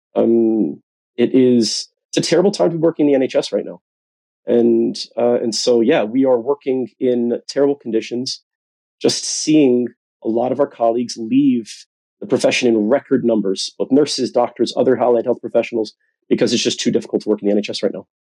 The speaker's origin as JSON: {"language": "English", "country": "United States", "moved": "yes", "lives_now": "United Kingdom", "said": "you could tell from my accent, I'm from the United States"}